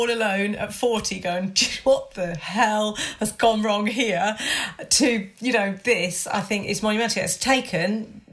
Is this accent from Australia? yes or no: no; Hampshire, South East England, United Kingdom; moved away; I don't live near my family because I grew up in Hampshire. So my family are like 150 miles away.